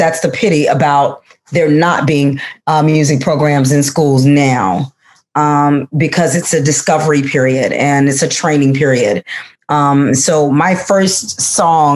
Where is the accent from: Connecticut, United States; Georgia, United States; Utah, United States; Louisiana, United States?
Louisiana, United States; Monroe; now in Chicago, United States; I came from Louisiana